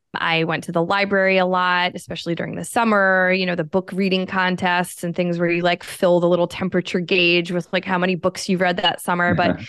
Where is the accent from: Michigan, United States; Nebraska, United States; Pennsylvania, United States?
Pennsylvania, United States; born there; I was born in Pennsylvania. My whole family is kind of from that area.